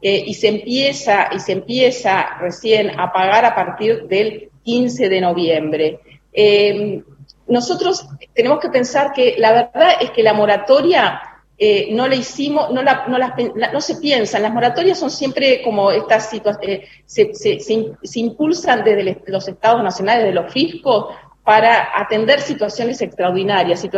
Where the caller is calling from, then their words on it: Concepción del Uruguay, Entre Ríos, Argentina; soy et 11 de Concepción del Uruguay, provincia de Entre Ríos.